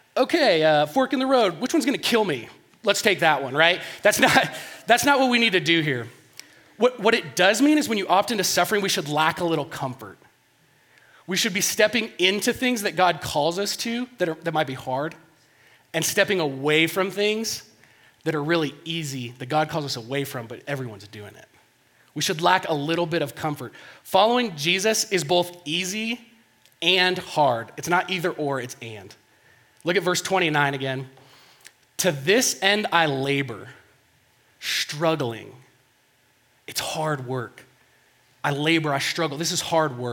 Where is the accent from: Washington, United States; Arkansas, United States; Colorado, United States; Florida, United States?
Colorado, United States; Denver; I grew up in Denver here, close to here.